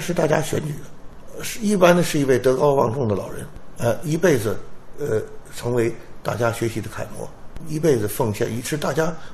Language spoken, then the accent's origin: Chinese; China; 我们中国有自己的传统文化